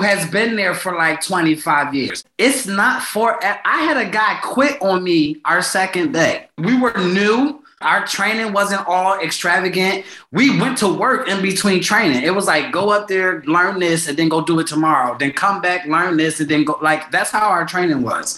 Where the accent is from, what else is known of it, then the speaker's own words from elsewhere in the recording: Philadelphia, Pennsylvania, United States; I'm from North, right by Temple's campus.